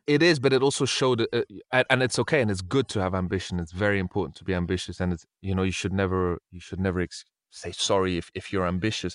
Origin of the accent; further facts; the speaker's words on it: Brussels, Brussels-Capital Region, Belgium; moved away as an adult; also born or lived in Spain / England; now in London, United Kingdom; I was born in Spain, but I grew up in Brussels, in Belgium, and then now I live in England